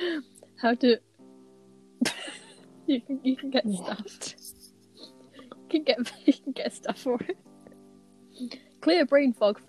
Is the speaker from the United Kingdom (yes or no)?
yes; United Kingdom; I am British.